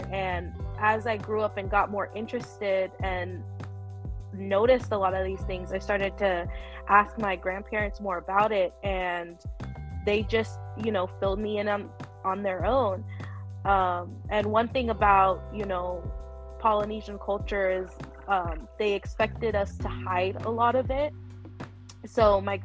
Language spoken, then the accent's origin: English; Fremont, California, United States; also born or lived in Hanford, California / Newark, California / San Francisco, California; I grew up mostly in Fremont, so I credit the Bay Area of as where I was raised